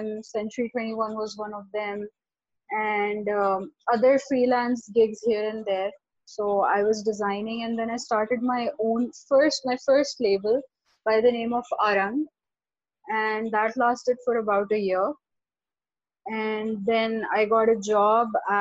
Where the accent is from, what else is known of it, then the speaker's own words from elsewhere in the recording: Karachi, Sindh, Pakistan; I was born and raised in Karachi.